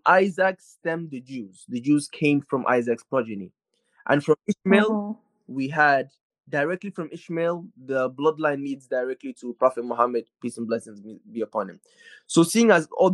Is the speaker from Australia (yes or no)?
no; Nigeria; I'm from Nigeria